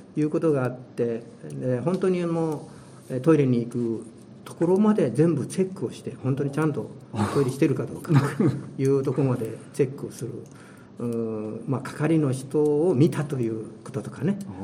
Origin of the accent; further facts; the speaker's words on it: Hiroshima, Japan; moved away as an adult; now in Minato, Tokyo, Japan; 私はまあ広島の出身なんですけれどもえー、四十数年、まあ、あの広島でずっと仕事をしてきました